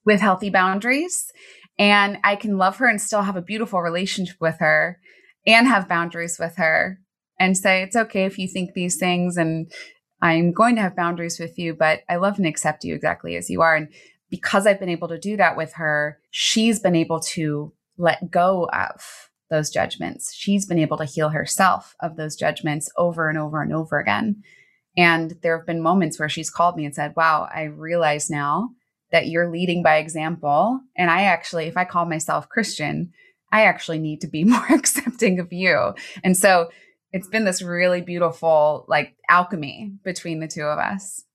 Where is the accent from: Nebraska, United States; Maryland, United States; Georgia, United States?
Maryland, United States; Baltimore; I grew up in Baltimore City, which was a very scary place in the eighties and nineties.